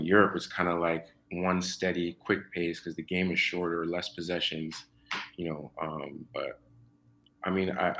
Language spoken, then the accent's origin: English; Toronto, Ontario, Canada; also born or lived in Mississauga; I'm from Scarborough. I'm from Scarborough. And growing up in Scarborough was cool